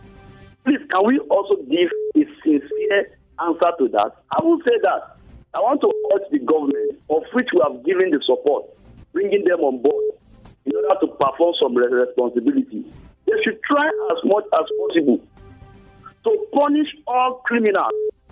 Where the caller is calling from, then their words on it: Jos, Plateau, Nigeria; calling from Tudunwada.